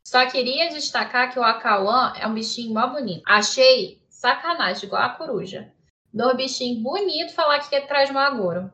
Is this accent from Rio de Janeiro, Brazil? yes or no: yes; Rio de Janeiro, Brazil; eu sou do Rio de Janeiro